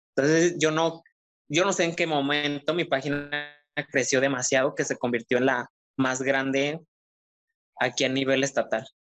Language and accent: Spanish; Jala, Nayarit, Mexico; moved away as an adult; now in Tepic, Mexico; efectivamente soy de Jala. Yo soy del pueblo mágico de Jala.